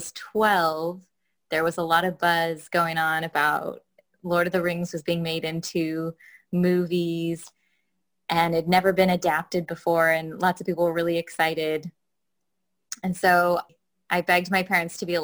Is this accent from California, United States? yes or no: no; Sequim, Washington, United States; I'm from Squim, Washington